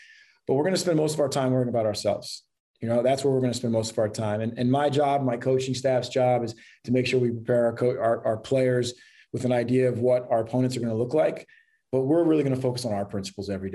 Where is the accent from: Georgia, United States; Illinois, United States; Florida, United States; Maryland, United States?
Maryland, United States; Columbia; I grew up in Columbia, Maryland